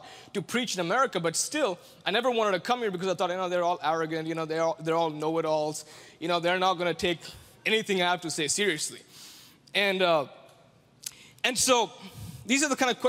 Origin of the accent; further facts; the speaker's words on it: India; I'm from India